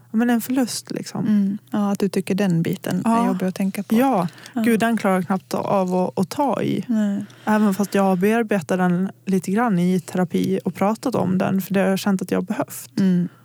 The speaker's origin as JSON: {"language": "Swedish", "town": "Gagnef", "region": "Dalarna County", "country": "Sweden", "also_born_or_lived": "Borlänge", "moved": "yes", "said": "om jag har varit hemma i Gagnef"}